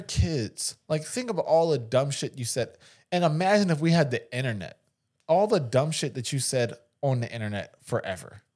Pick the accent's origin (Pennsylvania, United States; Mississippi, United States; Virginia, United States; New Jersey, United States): Pennsylvania, United States; Philadelphia; I'm from West Philly